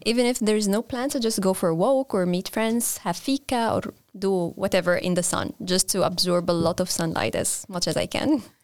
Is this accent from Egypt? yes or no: yes; Egypt; moved away as an adult; now in Sweden; I'm from Egypt